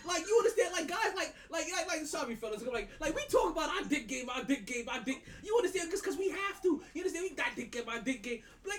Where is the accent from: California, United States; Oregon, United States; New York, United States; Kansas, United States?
New York, United States; I'm a New Yorker, but when they say shit is different in Florida, shit is just different in Florida.